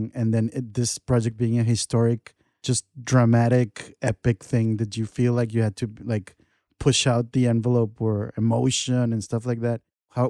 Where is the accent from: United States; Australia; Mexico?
Mexico; but what I'm trying to get at is that I grew up in Mexico, and we're very emotional.